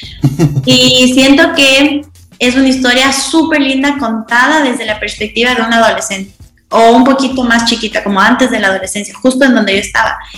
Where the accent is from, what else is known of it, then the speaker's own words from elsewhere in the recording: Ecuador; now in La Joya de los Sachas, Ecuador; soy de Ecuador, un país muy, muy chiquito en Sudamérica